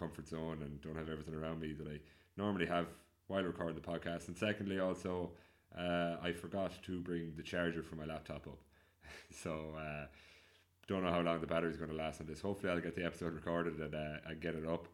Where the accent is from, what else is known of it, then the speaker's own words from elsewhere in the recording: Ireland; My hometown in Knockray